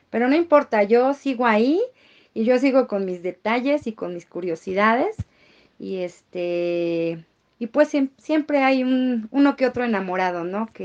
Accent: Mexico; Por algo somos mexicanos.

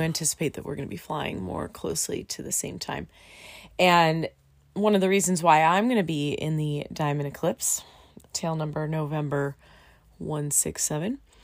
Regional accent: Southern California, United States; we're both from Southern California and we live in a little town called Menifee

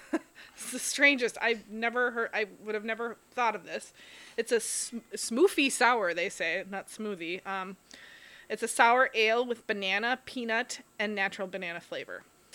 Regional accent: Duluth, Minnesota, United States; moved away; I'm from Duluth. We didn't have smoothies up in Duluth.

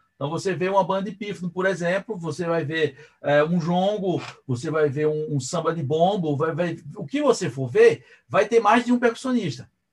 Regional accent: Brazil; porque eu sou brasileiro

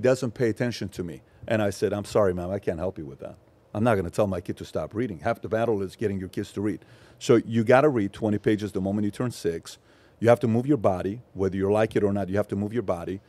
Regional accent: Los Angeles, California, United States; also born or lived in Iran; and I'm from L A.

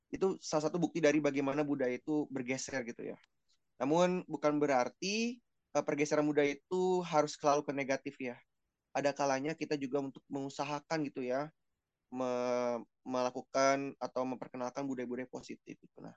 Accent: South Jakarta, Jakarta, Indonesia; Ya saya sebagai orang Jakarta Selatan ya yang dulu sering makan di warteg

